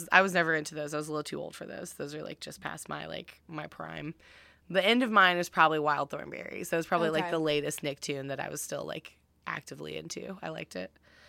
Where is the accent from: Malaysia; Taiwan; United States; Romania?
United States; the South; growing up in the South.